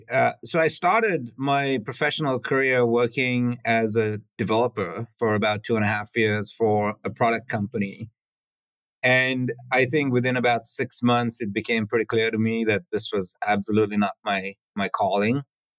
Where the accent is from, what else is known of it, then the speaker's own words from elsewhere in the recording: Sri Lanka; English is a second language; Life growing up on a small island was peaceful, cut off from the rest of the world. I had a very happy childhood. And then in Sri Lanka, there was a civil war, which got pretty intense.